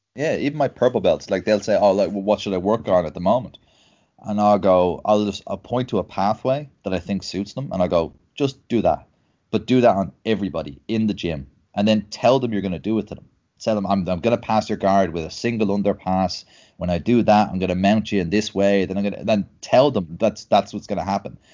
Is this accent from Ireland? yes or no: yes; Dublin, Leinster, Ireland; I'm uh, born and bred in Dublin.